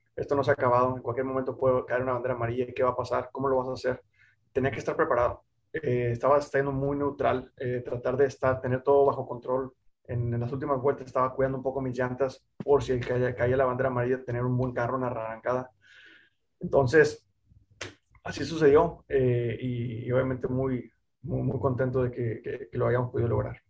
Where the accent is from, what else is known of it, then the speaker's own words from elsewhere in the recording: Mexico; el único piloto mexicano latino